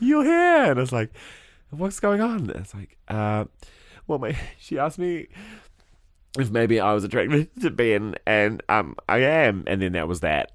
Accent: New Zealand; As a Kiwi bloke

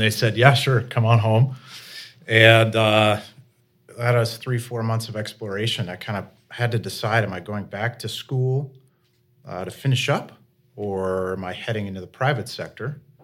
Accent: Vermont, United States; also born or lived in Jacksonville, Florida; I'm a Vermonter, uh, born and raised

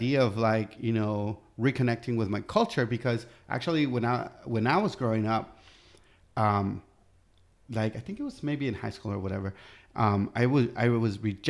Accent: United States; no, you know, I'm American

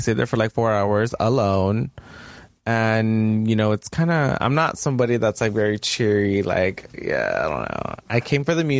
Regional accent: United States; We're American

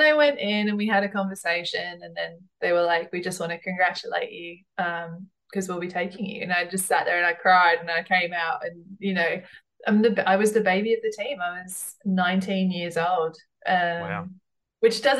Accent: Australia; it wasn't so much like a rivalry of like, I'm Australian, but I'm Brit. I had a lot of pride.

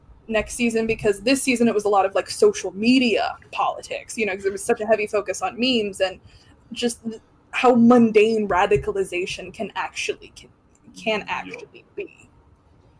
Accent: Indiana, United States; I'm from Indiana

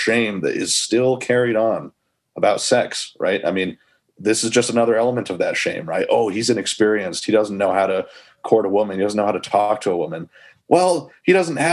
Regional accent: United States; I say college, I'm American, I say college.

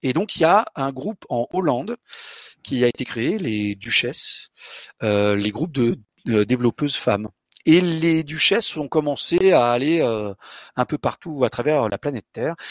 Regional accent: Portugal; also born or lived in London, United Kingdom / Paris, France; je suis portugais. Là, je vous parle en français, grâce à mon bubble fish, mais je suis portugais. À la maison, on parle portugais

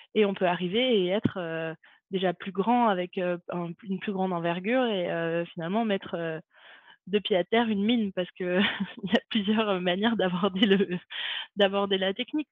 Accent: Montpellier, Occitania, France; moved away as an adult; also born or lived in Saint-Raphaël; je suis née à Montpellier et euh, j'ai grandi à Montpellier

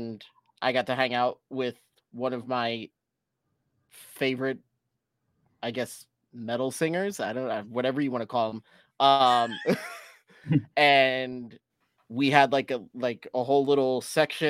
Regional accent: South Florida, United States; I'm born and raised in South Florida

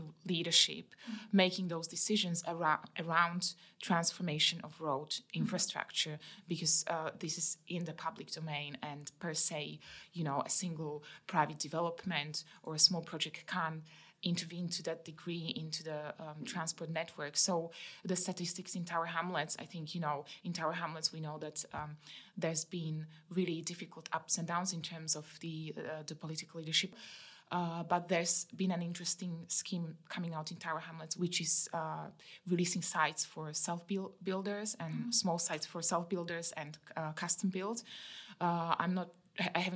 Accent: Slovakia; also born or lived in Bermondsey, London; now in London, United Kingdom; I come from Slovakia, which had been part of former Czechoslovakia

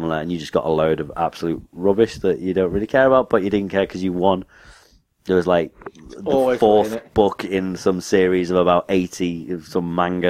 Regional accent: United Kingdom; I'm British.

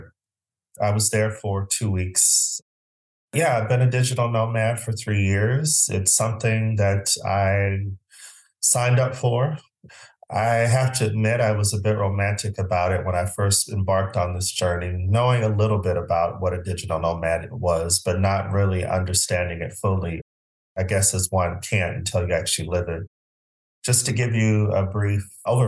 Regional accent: Phoenix, Arizona, United States; moved away; I'm originally from Phoenix, Arizona

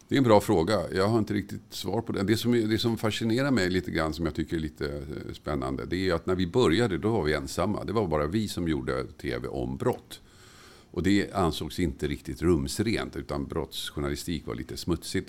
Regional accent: Tumba, Stockholm County, Sweden; När jag växte upp i Tumba

